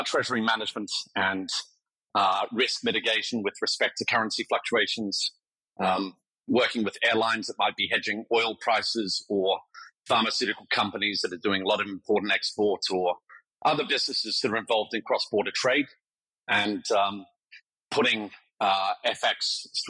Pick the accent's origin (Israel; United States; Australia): Australia; Melbourne, Victoria; moved away as an adult; also born or lived in Wellington, New Zealand; now in London, United Kingdom; My family then moved to Australia